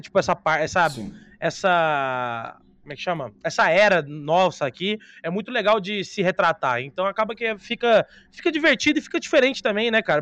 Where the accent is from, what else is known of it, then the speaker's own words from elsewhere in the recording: Brazil; A gente é brasileiro